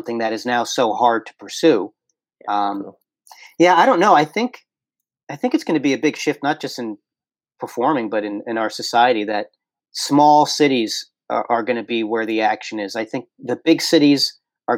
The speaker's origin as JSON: {"language": "English", "town": "New York City", "region": "New York", "country": "United States", "said": "as a New Yorker"}